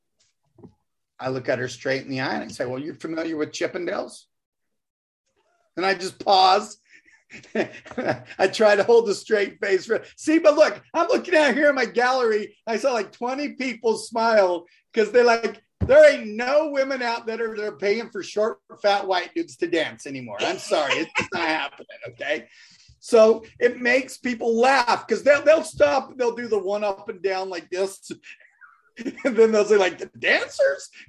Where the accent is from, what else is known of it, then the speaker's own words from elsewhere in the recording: Chicopee, Massachusetts, United States; now in Utah, United States; I was born in Massachusetts. I'm from Massachusetts. I was born in Chicopee County, Massachusetts.